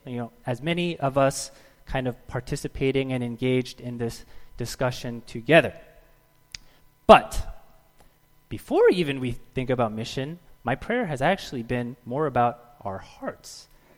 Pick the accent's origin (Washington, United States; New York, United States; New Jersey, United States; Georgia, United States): New Jersey, United States; I'm from New Jersey.